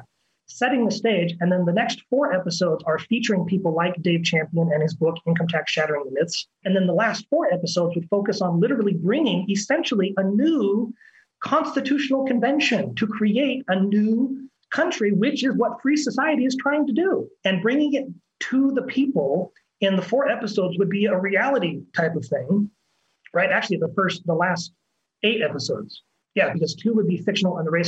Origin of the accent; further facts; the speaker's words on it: Washington, United States; moved away as an adult; now in Belo Horizonte, Brazil; I'm an actor from Washington State. I've been in Belo Horizonte, Brazil for the last 9 years